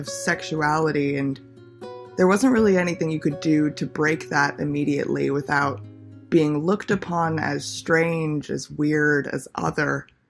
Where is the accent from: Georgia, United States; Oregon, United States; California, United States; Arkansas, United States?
California, United States; Los Angeles; Growing up in Los Angeles, I've always been surrounded by stereotypes, norms.